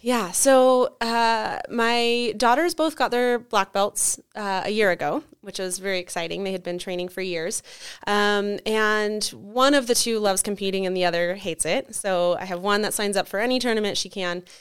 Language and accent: English; Carson City, Nevada, United States; also born or lived in Reno, Nevada; I was born and raised in Carson and have lived in Reno most of my adult life